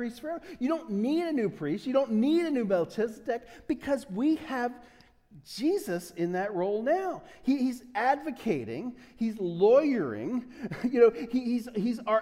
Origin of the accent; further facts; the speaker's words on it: United States; I'm such an American